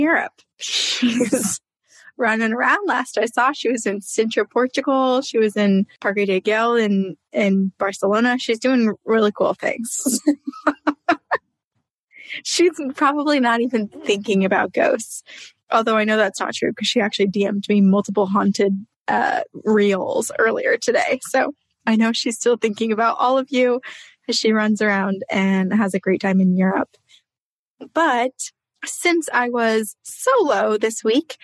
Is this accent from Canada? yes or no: no; Vermont, United States; I grew up in Vermont